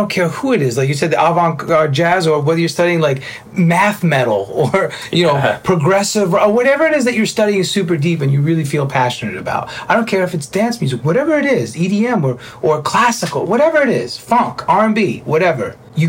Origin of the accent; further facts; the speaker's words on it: New York City, New York, United States; Being a New Yorker, a Cuban-Italian New Yorker, you know, with a very well-tempered manner.